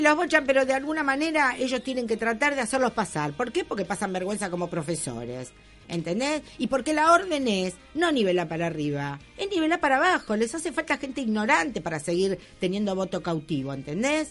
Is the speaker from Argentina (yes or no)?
yes; Argentina; nosotros somos argentinos